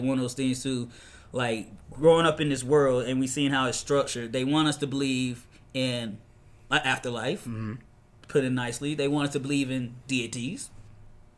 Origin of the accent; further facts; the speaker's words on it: the South, United States; growing up in the South